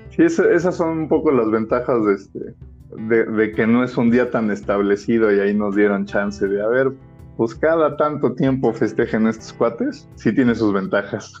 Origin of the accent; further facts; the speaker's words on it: Mexico; en el rol de padres en nuestro país, por lo menos en nuestra sociedad y en la cultura que nos toca vivir aquí en México